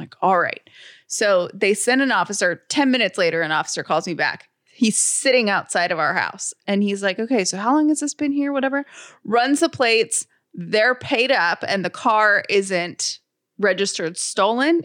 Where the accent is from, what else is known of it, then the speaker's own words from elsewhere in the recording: Atlanta, Georgia, United States; now in Sandy Springs, United States; I grew up in the city of Atlanta